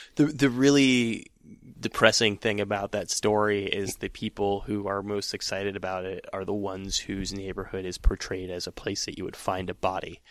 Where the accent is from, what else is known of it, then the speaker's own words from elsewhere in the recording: San Francisco, California, United States; I am from San Francisco